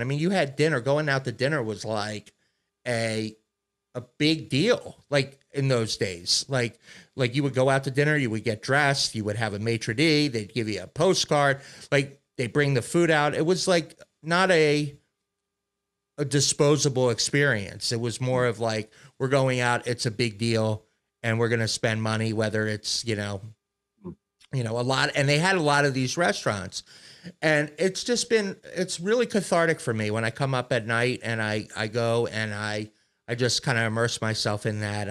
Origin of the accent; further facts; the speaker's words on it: Maryland, United States; where I grew up in Maryland, Giant Food was the big store